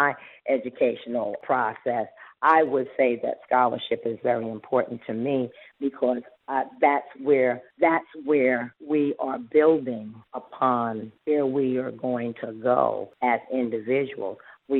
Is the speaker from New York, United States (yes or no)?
yes; New York, United States; born there; And then I was born here in the United States, so I was like the first generation over here.